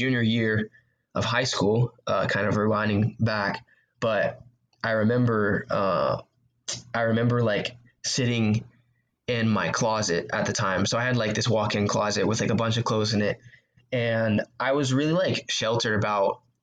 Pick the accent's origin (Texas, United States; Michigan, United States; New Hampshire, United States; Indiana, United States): Texas, United States; Houston; I grew up in Houston, Texas, and I went to a church called